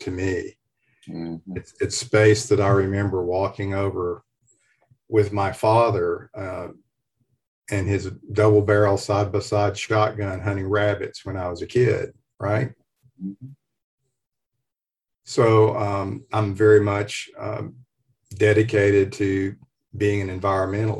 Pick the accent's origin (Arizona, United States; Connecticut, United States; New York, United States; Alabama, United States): Alabama, United States; Fort Payne; moved away; also born or lived in Nashville, Tennessee; the people I grew up with in Fort Payne, Alabama, in the foothills of Appalachia